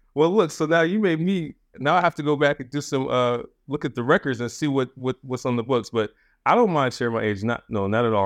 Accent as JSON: {"language": "English", "area": "Anne Arundel County", "region": "Maryland", "country": "United States", "tie": "born or raised there", "also_born_or_lived": "Forest Heights, Maryland", "said": "I grew up in Anne Arundel County, so in Maryland. My dad was in the Army, and we moved around a little bit you know, the beginning, early peri-, uh, period of my life, but I grew up in Maryland, so Maryland is home"}